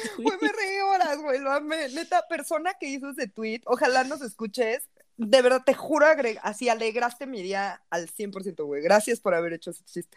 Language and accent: Spanish; Mexico; eso no somos los mexicanos